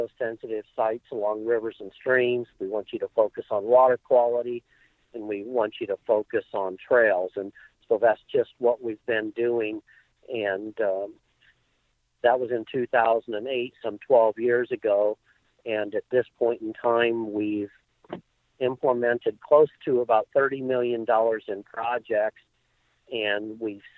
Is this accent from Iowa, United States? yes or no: yes; Newton, Iowa, United States; I grew up in Newton, Iowa